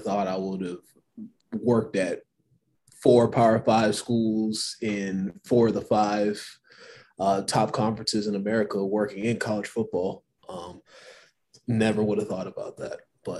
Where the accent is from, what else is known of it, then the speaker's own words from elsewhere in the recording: Albuquerque, New Mexico, United States; Well, I'm originally from Albuquerque, New Mexico. I've been all over the place, 9 states, and I turned 30 in 2 months.